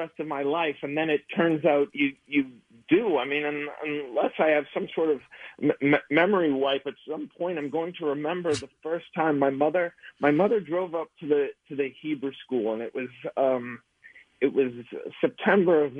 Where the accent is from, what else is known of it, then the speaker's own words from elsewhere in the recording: Peabody, Massachusetts, United States; I'm from Peabody, Massachusetts